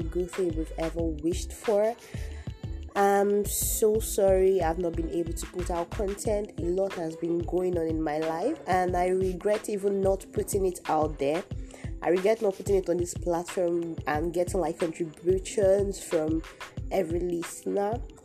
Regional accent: Nigeria; my home country, Nigeria

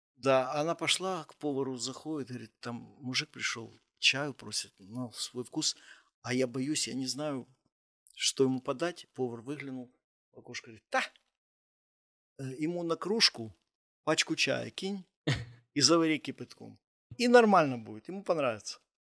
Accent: Kyiv, Ukraine; also born or lived in Kharkiv; я из Киева

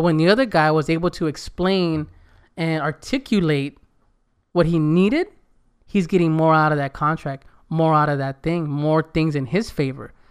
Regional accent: United States; first language Spanish; English is a second language; I better speak English perfect 'cause I was born here. I better speak Spanish perfect because my mom and dad spoke it. That was my first language

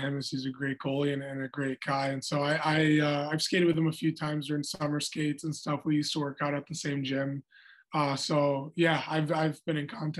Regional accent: Anchorage, Alaska, United States; moved away; also born or lived in Omaha; I went back up to Alaska, Anchorage, my hometown.

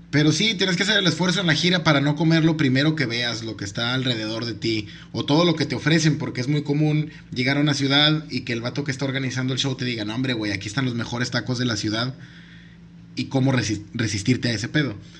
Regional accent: Mexico; soy mexicano

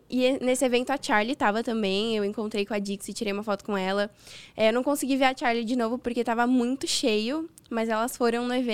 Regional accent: Santos, São Paulo, Brazil; sou de Santos

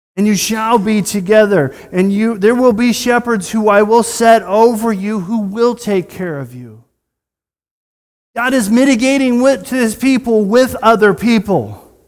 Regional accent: United States

